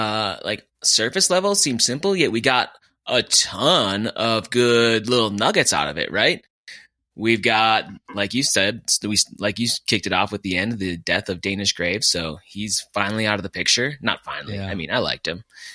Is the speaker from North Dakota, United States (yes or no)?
yes; Fargo, North Dakota, United States; now in Denver, United States; I'm from Fargo.